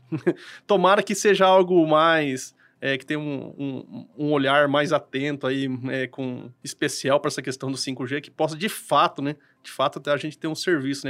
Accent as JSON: {"language": "Portuguese", "town": "Cambira", "region": "Paraná", "country": "Brazil", "said": "eu ali sou da cidade de Cambira ali e trabalho aqui em Apucarana"}